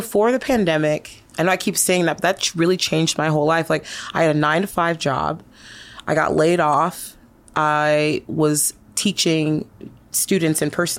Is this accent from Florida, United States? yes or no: no; New York City, New York, United States; also born or lived in Tacoma, United States; I'm from everywhere. I'm from New York and I'm from Tacoma. My parents split when I was younger and I ended up moving in with my grandma in New York City.